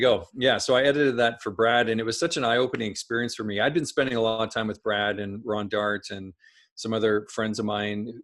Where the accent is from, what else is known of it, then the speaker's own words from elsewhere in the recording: Saskatchewan, Canada; I grew up in Saskatchewan, Saskatchewan in Canada